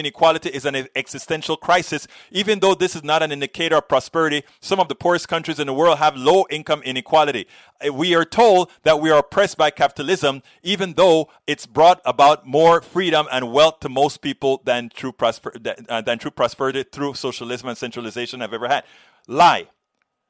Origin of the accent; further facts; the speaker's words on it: Panama; now in United States; I did very well in America. I came from Panama